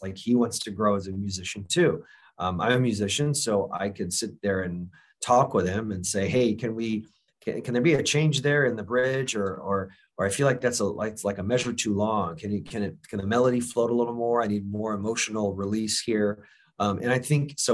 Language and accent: English; Florida, United States; I grew up in Florida